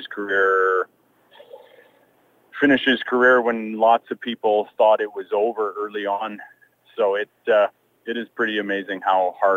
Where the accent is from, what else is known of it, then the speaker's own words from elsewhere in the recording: Canada; Growing up in Canada and hockey, and then playing in Calgary